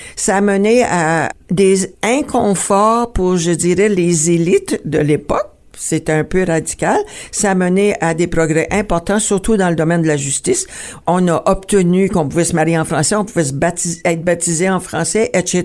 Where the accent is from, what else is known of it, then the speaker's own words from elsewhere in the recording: Ontario, Canada; notre existence en tant que franco-ontarien